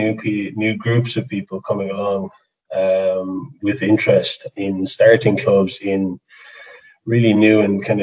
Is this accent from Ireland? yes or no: yes; Limerick, Munster, Ireland; now in Carlow, Ireland; I'm originally from Limerick, but yeah, Carlow's home, Carlow Wicklow border.